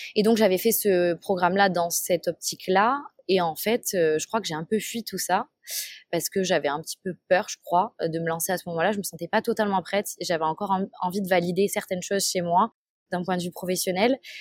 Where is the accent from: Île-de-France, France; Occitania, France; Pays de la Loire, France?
Occitania, France; Toulouse; j'ai grandi à Toulouse